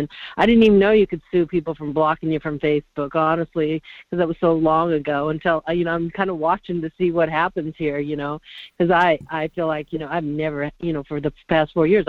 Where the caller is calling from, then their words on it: Soldotna, Alaska, United States; from Soldotna.